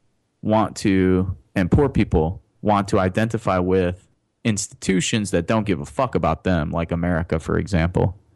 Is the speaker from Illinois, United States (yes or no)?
yes; Chicago, Illinois, United States; I was born on the South Side. Lived on the South Side as a child